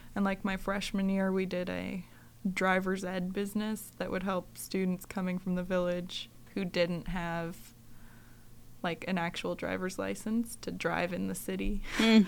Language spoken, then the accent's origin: English; Sand Point, Alaska, United States; moved away as an adult; now in Fairbanks, United States; I grew up in Sandpoint, Alaska, which is along the Aleutian Chain in the Shumagin Islands.